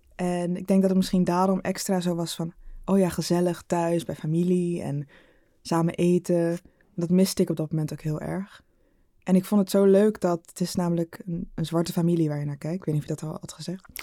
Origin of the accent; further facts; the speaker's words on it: Rotterdam, South Holland, Netherlands; moved away as an adult; also born or lived in Arnhem; now in Amsterdam, Netherlands; ik kom uit Rotterdam. Maar ik had vier jaar in Arnhem gestudeerd